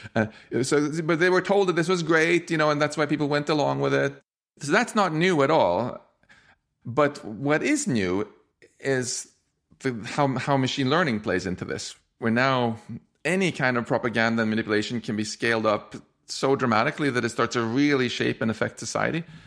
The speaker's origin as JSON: {"language": "English", "country": "Sweden", "tie": "born or raised there", "said": "I'm from Swe-, I grew up in Sweden"}